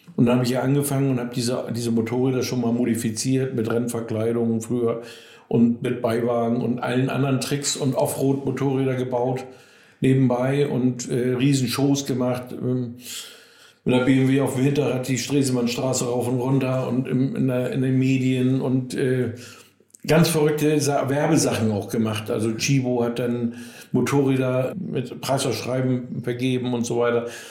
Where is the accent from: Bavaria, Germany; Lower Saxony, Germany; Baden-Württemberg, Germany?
Lower Saxony, Germany; Cuxhaven; bei uns in Cuxhaven Nordholz